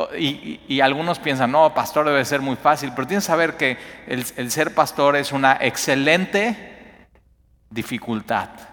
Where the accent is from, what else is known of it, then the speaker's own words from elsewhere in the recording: Mexico; como mexicanos